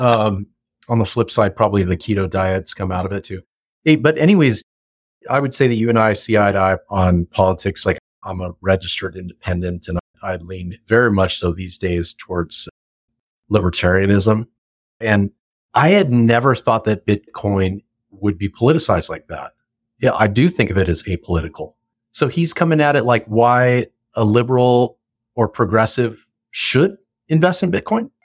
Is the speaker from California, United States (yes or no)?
yes; Simi Valley, California, United States; moved away as an adult; also born or lived in Austin, Texas; my hometown of Simi Valley